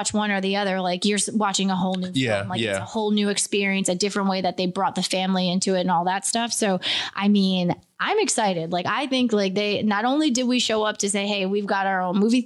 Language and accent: English; Beacon, New York, United States; being from Beacon